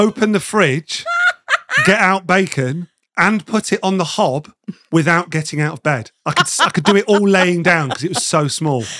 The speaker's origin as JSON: {"language": "English", "town": "Nottingham", "region": "East Midlands", "country": "United Kingdom", "also_born_or_lived": "London", "moved": "as an adult", "said": "I'm originally from Nottingham, and I'd moved down to London"}